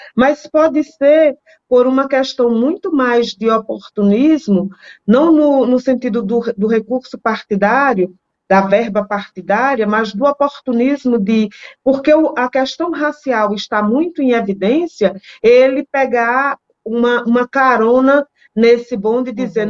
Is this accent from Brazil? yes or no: yes; Northeast Region, Brazil; Eu sou nordestina